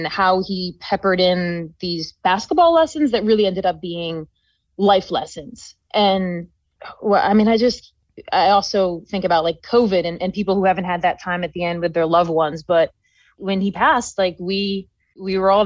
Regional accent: New York, United States; moved away as an adult; also born or lived in Colorado; I was from New York. And so I went across the country to school

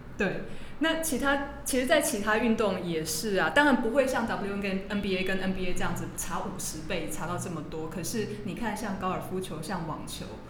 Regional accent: Taiwan; moved away as an adult; also born or lived in Minnesota, United States; 我是土生土长的台湾人

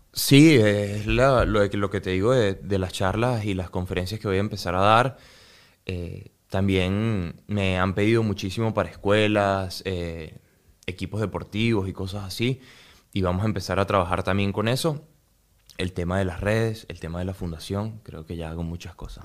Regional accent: Venezuela

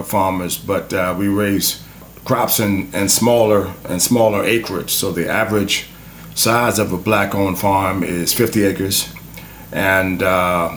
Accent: Mecklenburg County, Virginia, United States; I'm a fourth-generation farmer from Mecklenburg County, Virginia, and my people were

